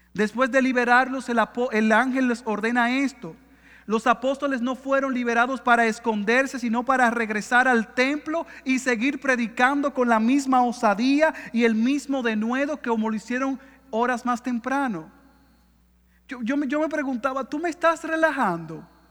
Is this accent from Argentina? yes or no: no; Dominican Republic; como diríamos en buen dominicano en mi país